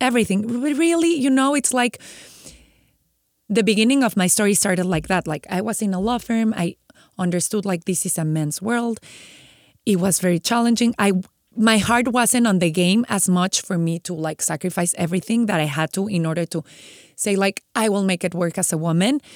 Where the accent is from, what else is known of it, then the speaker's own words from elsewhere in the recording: Mexico; moved away as an adult; now in San Diego, United States; I'm from Mexico